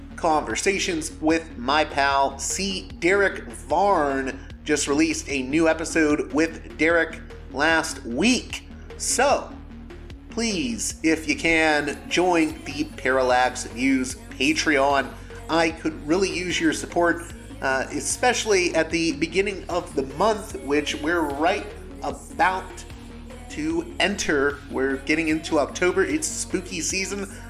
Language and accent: English; Pittsburgh, Pennsylvania, United States; now in Florida, United States; I'm initially from Pittsburgh